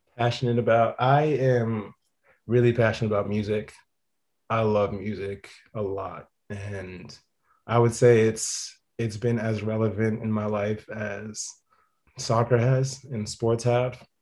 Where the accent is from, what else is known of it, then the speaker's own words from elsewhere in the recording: Boston, Massachusetts, United States; I was born in Boston